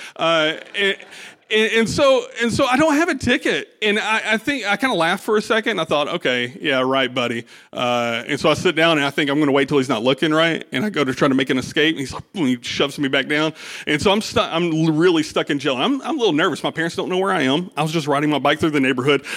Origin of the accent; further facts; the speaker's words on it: United States; I'm an American